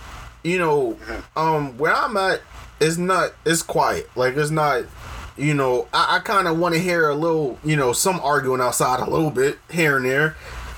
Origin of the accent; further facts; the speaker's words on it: Harlem, New York, United States; Yo, I'm from Harlem. You're from Manhattan. I don't want to hear anything.